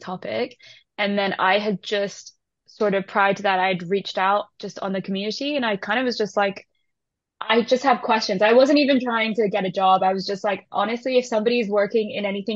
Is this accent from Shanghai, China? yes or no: yes; Shanghai, China; moved away; also born or lived in Taiwan / United Kingdom; So I'm Taiwanese, and I grew up in Shanghai